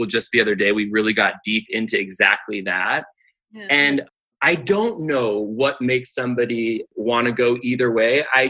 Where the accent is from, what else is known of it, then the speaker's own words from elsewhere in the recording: Pasadena, California, United States; I grew up in the Pasadena area.